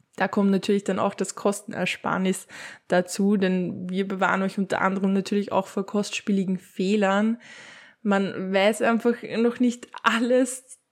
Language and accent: German; Upper Austria, Austria; bei uns in Oberösterreich